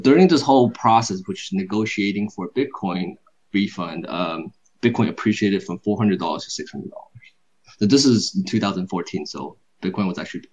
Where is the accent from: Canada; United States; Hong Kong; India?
United States; Silicon Valley area, California; I am from California, Silicon Valley area